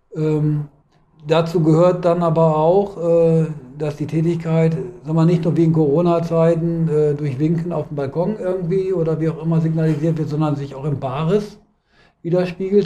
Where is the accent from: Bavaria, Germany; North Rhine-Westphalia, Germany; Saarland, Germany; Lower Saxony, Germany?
Lower Saxony, Germany; Hanover; ich komme aus Hannover